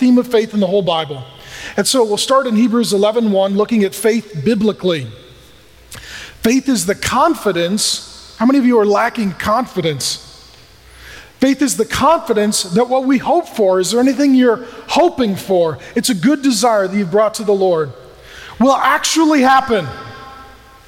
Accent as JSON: {"language": "English", "town": "SeaTac", "region": "Washington", "country": "United States", "tie": "born or raised there", "said": "I grew up in SeaTac"}